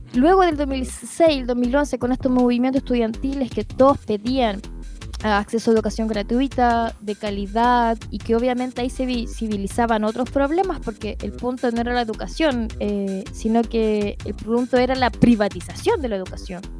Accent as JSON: {"language": "Spanish", "country": "Chile", "said": "como chilenas y como chileno"}